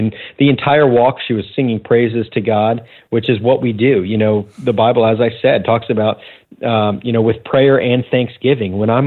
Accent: Sarasota, Florida, United States; back to Sarasota, Florida, my hometown.

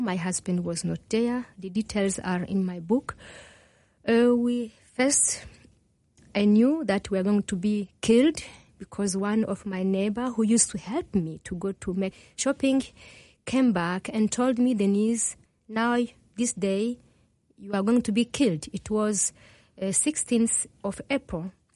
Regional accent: DR Congo; first language Kinyarwanda; English is a second language; moved away; also born or lived in Burundi / Rwanda; I was born in Burundi, grew up in Congo.

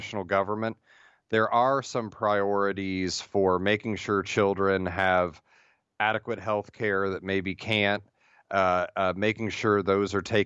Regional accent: Midwest, United States; Being from the Midwest

